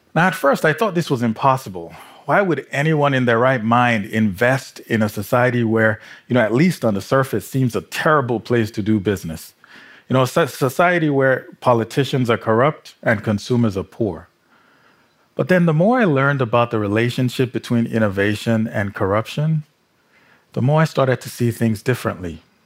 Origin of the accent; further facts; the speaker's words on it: Nigeria; growing up in Nigeria